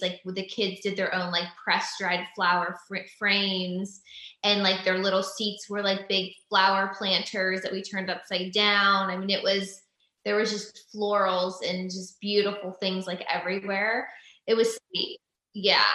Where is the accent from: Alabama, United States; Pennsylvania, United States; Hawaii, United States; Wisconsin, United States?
Pennsylvania, United States; moved away as an adult; also born or lived in Los Angeles, California; now in Franklin, United States; we're both from Pennsylvania